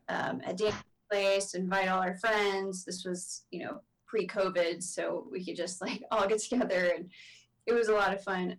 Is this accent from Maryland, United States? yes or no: no; Texas, United States; growing up in Texas